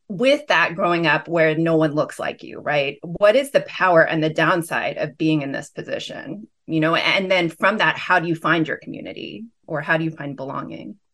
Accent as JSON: {"language": "English", "town": "Pasadena", "region": "California", "country": "United States", "tie": "born or raised there", "said": "I grew up in Pasadena"}